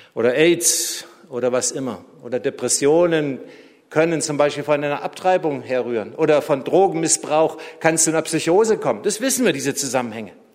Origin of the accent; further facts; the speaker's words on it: Tübingen, Baden-Württemberg, Germany; moved away; meiner alten Heimatstadt Tübingen